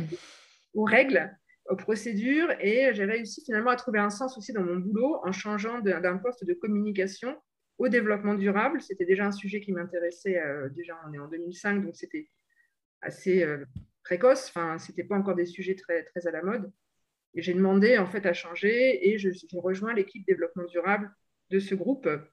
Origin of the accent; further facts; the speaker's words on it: Normandy, France; moved away as an adult; also born or lived in England / Bordeaux; now in Paris region, France; je ne suis pas originaire de la région parisienne, je suis de Normandie